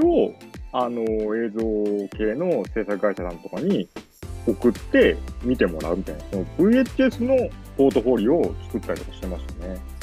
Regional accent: Yokkaichi, Mie, Japan; also born or lived in Osaka / Tokyo; now in Kanagawa, Japan; 私、三重県、最初紹介した三重県四日市市っていうところ出身なんですけども

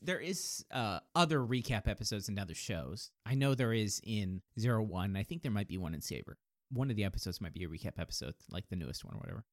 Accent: Kansas, United States; I was born in Kansas

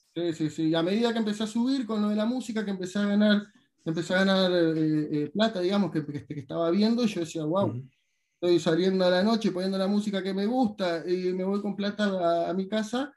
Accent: Paraná, Entre Ríos, Argentina; moved away as an adult; also born or lived in Buenos Aires; now in Ibiza, Spain; yo vivía en el barrio médico desde muy chiquito y que justamente estaba ahí a cinco minutos del plumazo

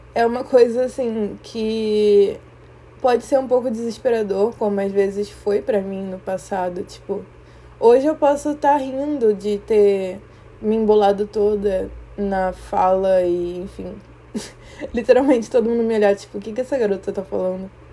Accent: Rio de Janeiro, Brazil; first language Portuguese; also born or lived in Maputo, Mozambique; eu sou moçambicana e criada aqui no Brasil, no Rio de Janeiro. E assim, eu vim pra cá com oito meses de idade

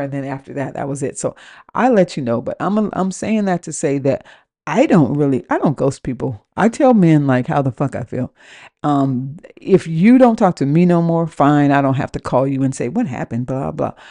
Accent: West Coast, United States; moved away as an adult; also born or lived in Washington; now in New Orleans, United States; I live in New Orleans, and I am from the West Coast.

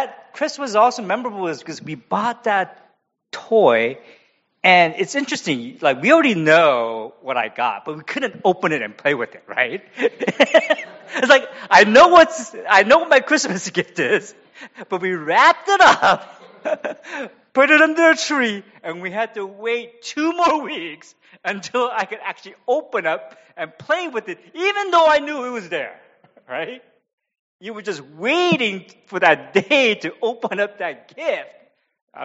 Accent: San Francisco, California, United States; also born or lived in Korea / Cambodia; I was born in Korea, and we immigrated to the U.S. because my father took a call to be a pastor of a church, a Korean church in San Francisco

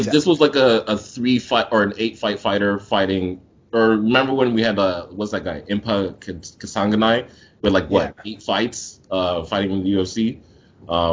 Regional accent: Nigeria; I'm Nigerian

